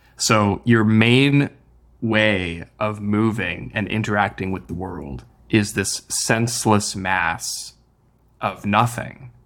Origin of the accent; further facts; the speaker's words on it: Midwest, United States; moved away as an adult; now in California, United States; I grew up in the Midwest originally, so California was also kind of new to me.